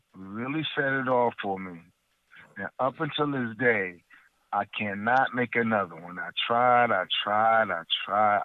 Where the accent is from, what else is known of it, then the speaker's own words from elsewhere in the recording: Trenton, New Jersey, United States; I'm from Trenton, New Jersey